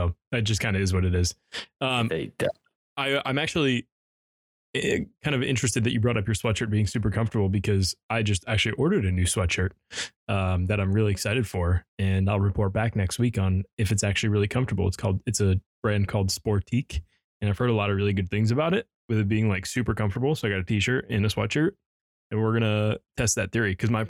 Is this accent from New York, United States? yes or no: no; Chicago, Illinois, United States; Growing up in Chicago, the fact that you think 50 degrees is cold now is just pain.